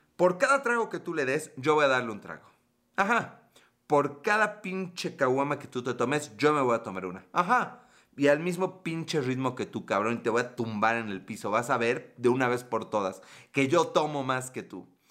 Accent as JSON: {"language": "Spanish", "region": "Puebla", "country": "Mexico", "said": "Soy de Puebla, México"}